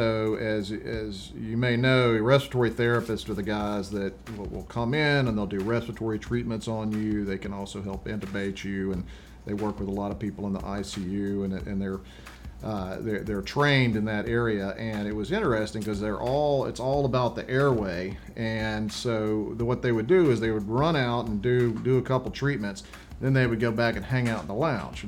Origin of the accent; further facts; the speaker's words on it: Vicksburg, Mississippi, United States; the city where I grew up in Vicksburg, Mississippi